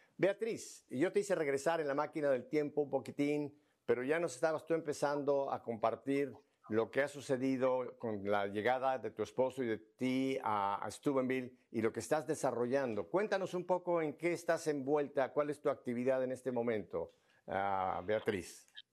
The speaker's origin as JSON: {"language": "Spanish", "region": "northern Asturias", "country": "Spain", "said": "donde yo procedo, yo procedo del norte de Asturias"}